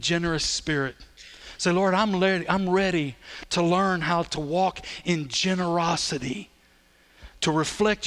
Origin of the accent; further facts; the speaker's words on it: Sulphur, United States; also born or lived in Belize; I'm from Sulphur